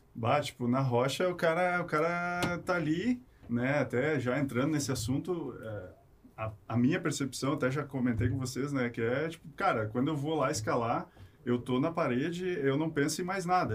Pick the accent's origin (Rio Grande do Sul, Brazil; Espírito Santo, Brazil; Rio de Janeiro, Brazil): Rio Grande do Sul, Brazil; Canoas; also born or lived in Porto Alegre; natural de Porto Alegre, mas vivia a vida toda em Canoas